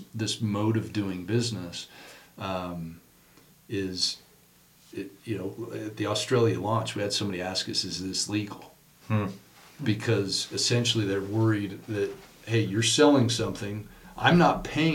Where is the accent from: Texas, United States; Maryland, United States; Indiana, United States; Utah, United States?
Utah, United States; Murray; I grew up in Murry, Utah